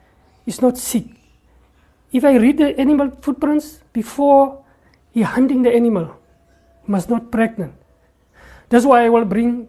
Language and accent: English; Kalahari, South Africa; English is a second language; I was born in the Kalahari Desert as a Bushman. I grew up in the Kalahari and I stay already in the Kalahari